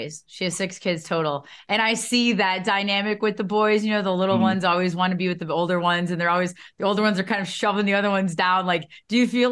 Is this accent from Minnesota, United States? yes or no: yes; Stillwater, Minnesota, United States; I grew up in Stillwater, Minnesota